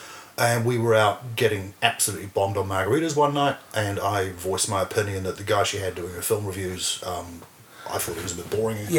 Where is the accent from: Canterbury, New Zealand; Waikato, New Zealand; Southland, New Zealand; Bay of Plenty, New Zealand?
Waikato, New Zealand; Hamilton; born or raised there; moved away as an adult; also born or lived in Bristol, England / Te Awamutu, New Zealand; now in Wellington, New Zealand